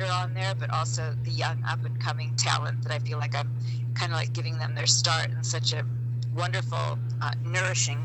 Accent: Palm Springs, California, United States; growing up in Palm Springs

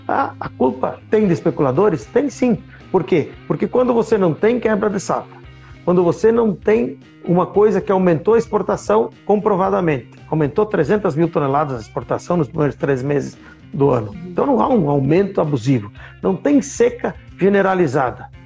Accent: Marau, Rio Grande do Sul, Brazil; eu sou de uma cidade de Marau, onde a gente vive

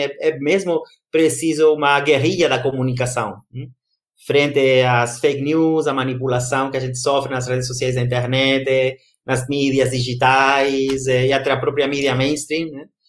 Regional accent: Brazil; moved away; lá no Brasil, na minha da minha terra querida brasileira

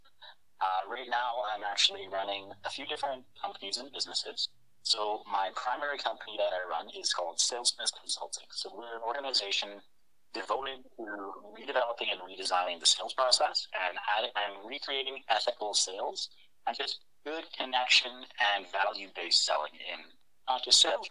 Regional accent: Edmonton, Alberta, Canada; I'm actually born and raised and lived in Edmonton my whole life, so I'm not even from Calgary

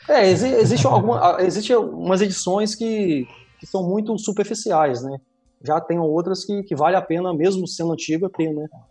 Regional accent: Brazil; eu sou de Talva

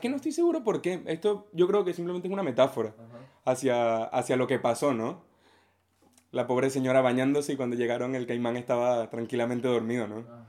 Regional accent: Venezuela; la música venezolana, a nuestro 3x4

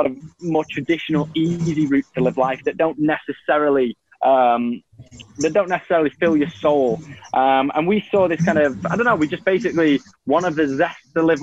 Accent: Manchester, North West England, United Kingdom; accent: Manchester; I'm from Manchester

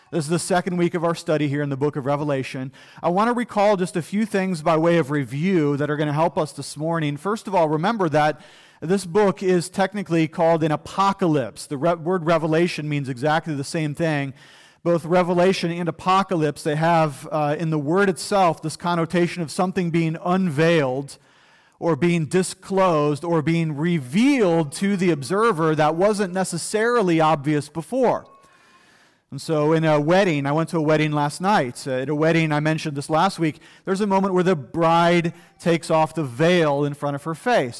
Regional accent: United States; as American people

